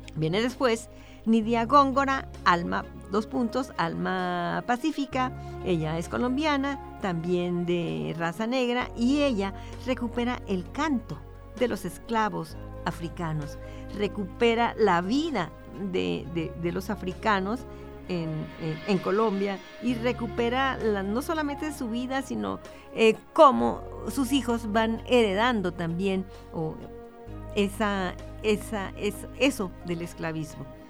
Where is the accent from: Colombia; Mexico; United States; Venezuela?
Mexico; Ciudad Juárez, Chihuahua; es de mi tierra, son los burritos juarenses